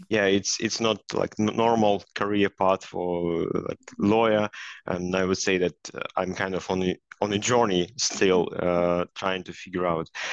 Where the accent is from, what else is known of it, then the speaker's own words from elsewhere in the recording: Belarus; moved away as an adult; also born or lived in United States; now in Sweden; i was a lawyer so first i started my career as a lawyer in my home country, in Belarus, where I worked for a number of years.